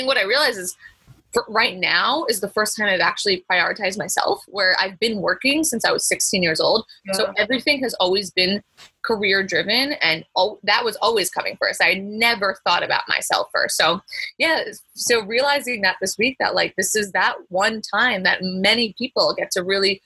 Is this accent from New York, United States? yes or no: yes; Long Island, New York, United States; moved away as an adult; also born or lived in Syracuse, New York; now in Los Angeles, United States; I'm from Long Island, New York, but I live in LA now